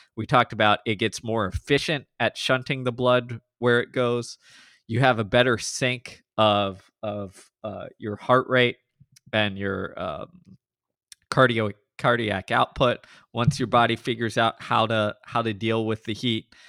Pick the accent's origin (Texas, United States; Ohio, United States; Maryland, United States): Texas, United States; Houston; I grew up in Houston, suburbs, you know, have lived here all but a handful of years in my life